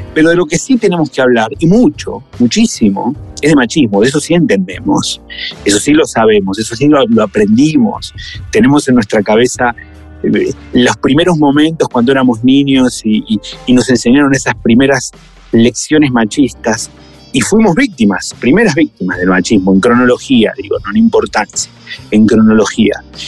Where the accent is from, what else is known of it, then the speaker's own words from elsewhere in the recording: Argentina; now in Mexico; aunque yo sea argentino